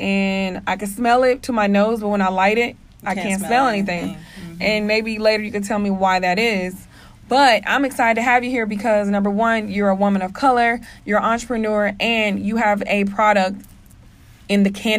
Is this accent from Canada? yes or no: no; Germany; born there; Yeah, my dad was in the military. I was born in Germany.